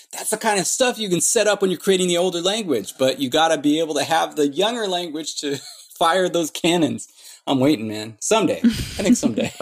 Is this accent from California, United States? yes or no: yes; Orange County, California, United States; I'm from Orange County